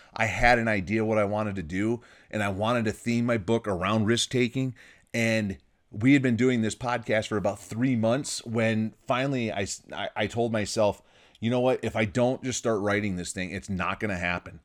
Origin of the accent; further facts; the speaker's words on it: Michigan, United States; now in California, United States; my home state where I grew up, Michigan